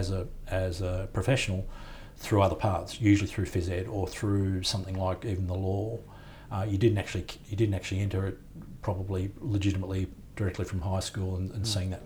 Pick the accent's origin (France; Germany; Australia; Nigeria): Australia; Sydney, New South Wales; a boy growing up in Sydney